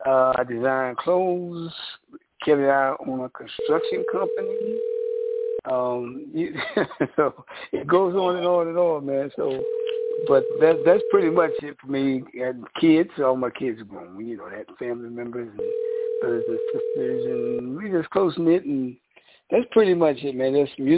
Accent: West Virginia, United States; moved away as an adult; also born or lived in New York City; I was born in West Virginia. Coal miner's son, man. The Appalachian Mountains. Left there in 1969.

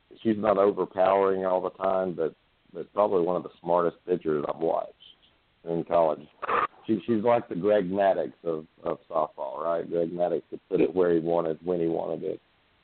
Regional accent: Alabama, United States; being born and raised in Alabama

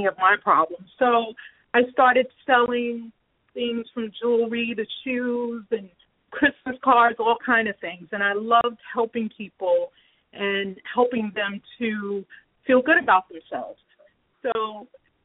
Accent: New York City, New York, United States; I live in New York. I grew up in Queens, New York

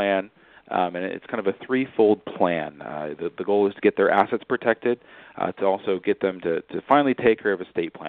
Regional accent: California, United States; I grew up in California

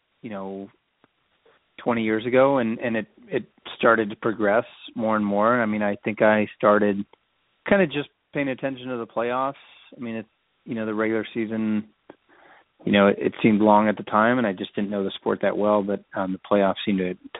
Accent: Oakland, California, United States; moved away as an adult; also born or lived in Reno, Nevada; now in Seattle, United States; I grew up in Oakland, California, kind of before the Sharks moved there

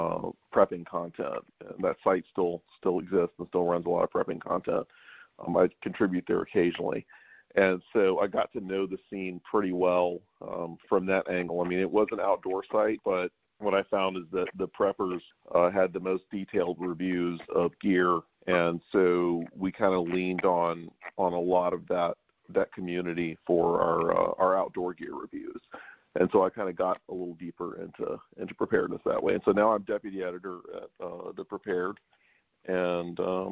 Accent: Louisiana, United States; also born or lived in San Francisco; I'm from South Louisiana, and we had hurricane preps, and we've always been kind of minded that way.

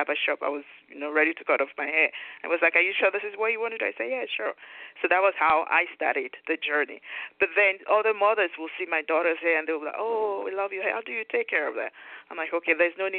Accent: Nigeria; moved away as an adult; now in United States; I was born and raised in Nigeria and moved into the U.S. with my husband in 1999.

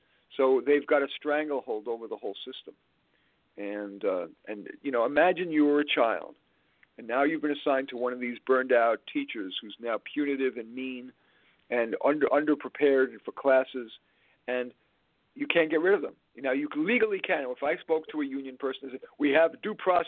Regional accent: New York City, New York, United States; I grew up in Flushing, Queens

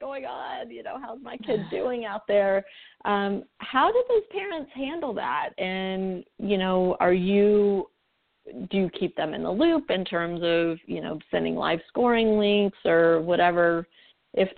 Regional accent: United States; we American parents

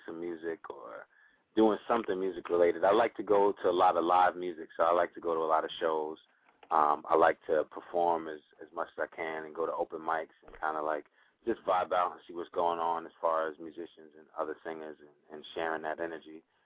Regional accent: New York, United States; I'm I'm from New York

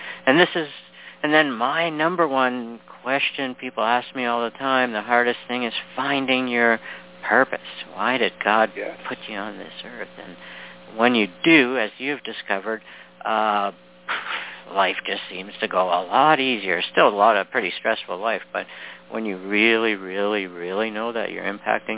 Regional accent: Canada; also born or lived in Toronto; a fellow Canadian. I'm in Toronto

